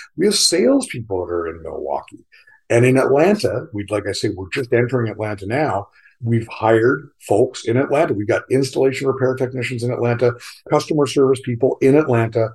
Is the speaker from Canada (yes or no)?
yes; Canada; moved away as an adult; also born or lived in South Carolina; I'm a Canadian. Most of my career was spent in Canada